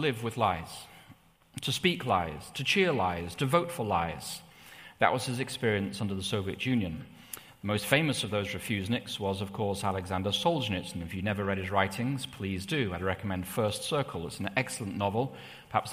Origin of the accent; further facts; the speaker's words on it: England, United Kingdom; when I was growing up in England, it was in the 1980s.